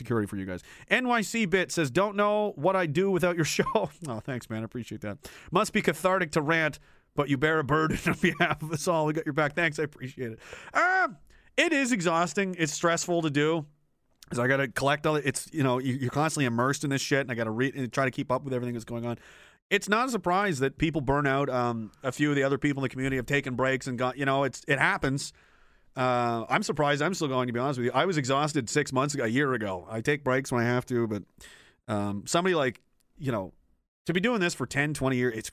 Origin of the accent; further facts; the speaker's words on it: Nova Scotia, Canada; I was born in Nova Scotia. I grew up there.